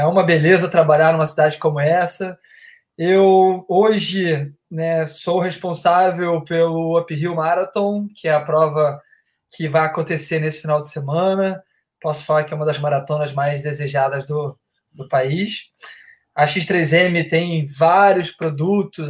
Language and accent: Portuguese; Rio de Janeiro, Brazil; Sou do Rio aqui